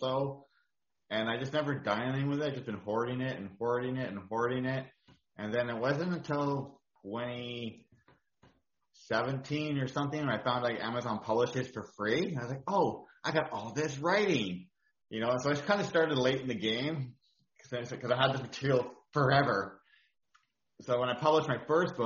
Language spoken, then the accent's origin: English; Sooke, British Columbia, Canada; I'm from Sooke, BC